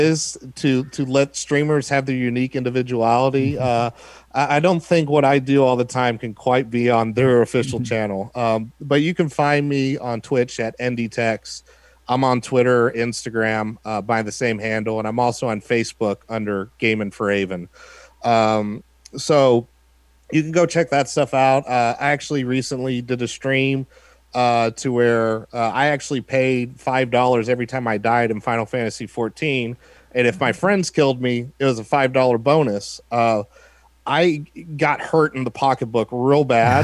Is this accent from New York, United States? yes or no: no; Texas, United States; I'm a Texan that went to Notre Dame